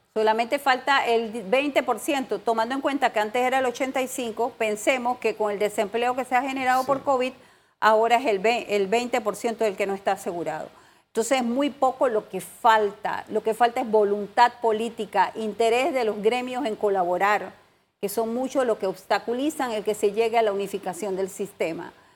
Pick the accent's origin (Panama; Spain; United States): Panama